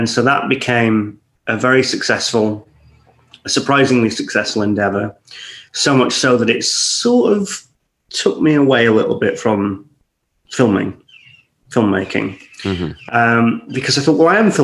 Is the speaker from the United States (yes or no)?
no; Scottish countryside, Scotland, United Kingdom; also born or lived in Warrington; I grew up in the Scottish countryside